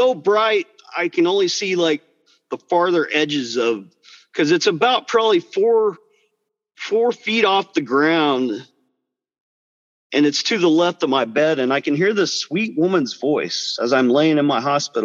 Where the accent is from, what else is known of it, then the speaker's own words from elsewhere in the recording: Biloxi, Mississippi, United States; I was born in Biloxi, Mississippi.